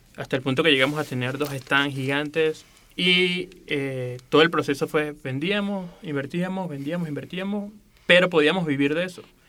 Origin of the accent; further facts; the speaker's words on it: Venezuela; moved away as an adult; now in Mexico City, Mexico; Soy de Venezuela y tengo aproximadamente tres años viviendo en la Ciudad de México